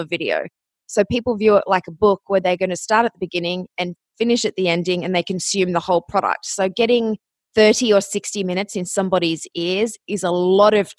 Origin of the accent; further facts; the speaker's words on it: Australia; moved away as an adult; also born or lived in Athens, Ohio, United States; you might notice my accent. I am from Australia, but I went to college in Ohio.